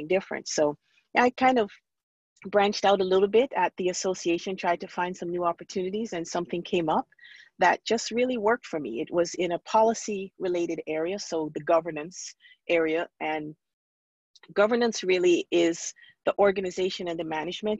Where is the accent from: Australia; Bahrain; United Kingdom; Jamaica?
Jamaica; Montego Bay; moved away as an adult; also born or lived in New York / Maryland / Kansas City; I'm originally from Montego Bay, Jamaica. And so I came to this country, I moved to New York, and then I was down in Maryland